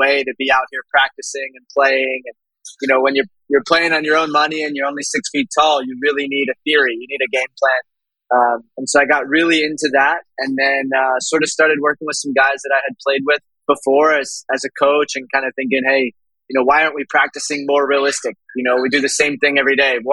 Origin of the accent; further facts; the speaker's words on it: Jacksonville, Florida, United States; also born or lived in Nebraska; I'm from Jacksonville, Florida.